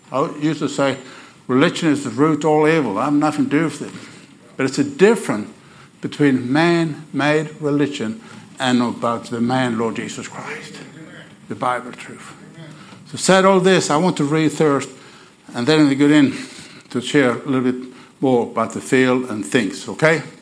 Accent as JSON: {"language": "English", "country": "Sweden", "accent": "Oklahoma", "second_language": "English", "lives_now": "Oklahoma City, United States", "said": "I want you to get used to my Oklahoma accent. You, I'm from Bowdoin Baptist. Everybody know about Bowdoin Baptist Church in Oklahoma City. So I'm in Okie. But I'm not an Okie from Muskogee. I told somebody here. I'm an Okie from Sweden."}